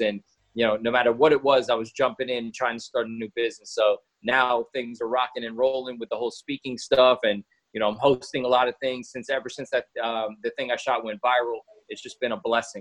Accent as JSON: {"language": "English", "region": "New York", "country": "United States", "tie": "born or raised there", "said": "I was born in New York to a very busy dad and a very abusive mom"}